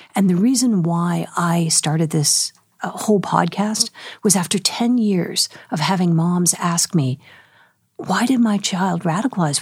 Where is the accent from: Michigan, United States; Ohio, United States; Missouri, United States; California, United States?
California, United States; San Francisco Bay Area; I grew up in the San Francisco Bay Area